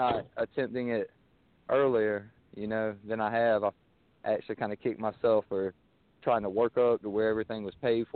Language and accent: English; South Carolina, United States; the way we grew up around here in South Carolina.